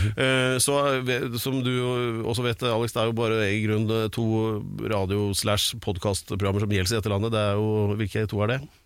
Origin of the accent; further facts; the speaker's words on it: Drammen, Buskerud, Norway; på ungdomsskolen i Drammen